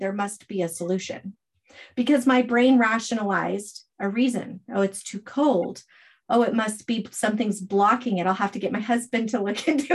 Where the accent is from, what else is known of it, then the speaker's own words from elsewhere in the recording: Arizona, United States; also born or lived in North Idaho; now in Idaho, United States; I'm from Arizona.